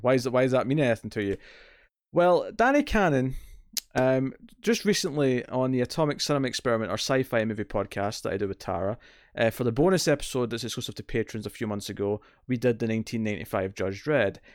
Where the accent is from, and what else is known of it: Scotland, United Kingdom; accent: Scottish